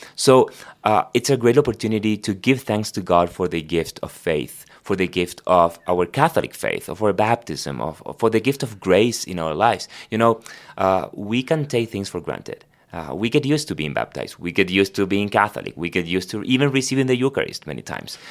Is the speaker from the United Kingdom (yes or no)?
no; Argentina; first language Spanish; English is a second language; moved away; I was born in Argentina, so my first language is Spanish